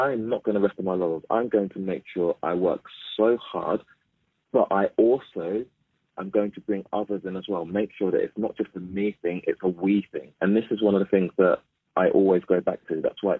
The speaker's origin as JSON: {"language": "English", "town": "Mitcham", "region": "London", "country": "United Kingdom", "said": "I celebrate the fact that I'm black. I celebrate the fact that I came from Mitcham."}